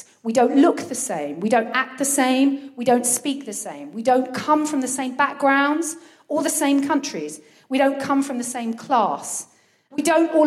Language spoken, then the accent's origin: English; Brighton, South East England, United Kingdom; now in Folkestone, United Kingdom; I've spent a significant enough amount of time of my childhood in Brighton